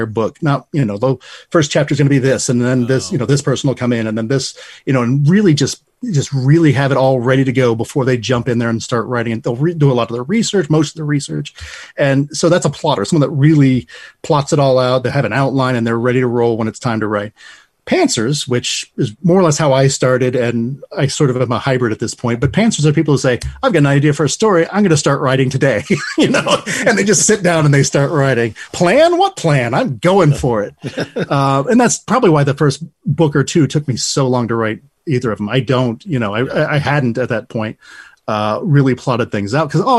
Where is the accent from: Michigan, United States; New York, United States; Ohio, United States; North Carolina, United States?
Ohio, United States; Lima; also born or lived in Toledo, Ohio; My hometown is Lyme, Ohio